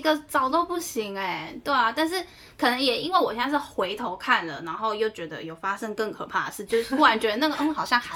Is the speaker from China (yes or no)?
no; Taiwan; moved away as an adult; 我是台湾来的